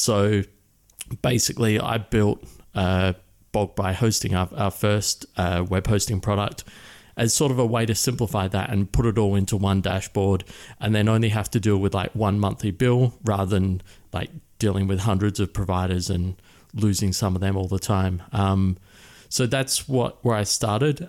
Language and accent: English; Adelaide, South Australia, Australia; moved away as an adult; now in Chiang Mai, Thailand; I grew up in Adelaide, which is a city of about a million people in the centre and down the bottom.